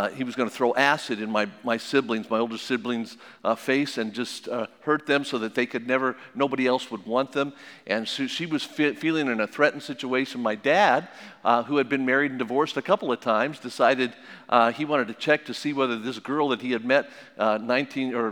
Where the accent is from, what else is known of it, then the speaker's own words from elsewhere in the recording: Las Vegas, Nevada, United States; I was born and raised in Las Vegas, in Sin City.